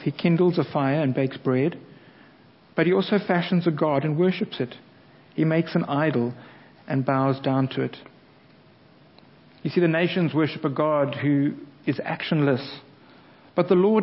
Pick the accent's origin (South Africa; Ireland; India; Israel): South Africa; now in England; as a South African